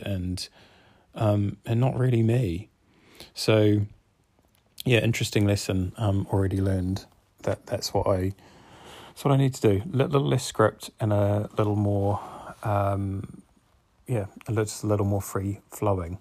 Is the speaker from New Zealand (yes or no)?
yes; New Zealand; now in Cardiff, United Kingdom; I grew up in New Zealand, so this is why my accent is the way that it is